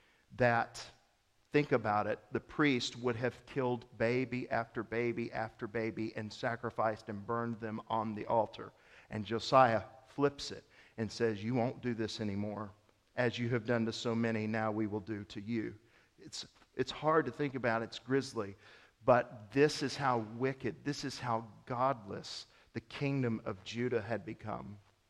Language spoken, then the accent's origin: English; Mississippi, United States; I'm not just from the South. I'm from Mississippi. I'm a Mississippian. But you might want to nuance it and you're like, well, Mississippi's a big state. I'm from Northeast Mississippi.